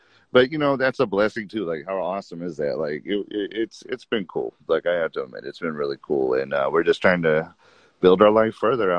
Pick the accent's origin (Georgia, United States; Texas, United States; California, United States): California, United States; San Bernardino; also born or lived in Riverside, California / San Luis Valley, Colorado; now in Redlands, United States; 30. I'm currently in Redlands. I'm from San Bernardino and I grew up San Bernardino Riverside, but currently I'm in Redlands.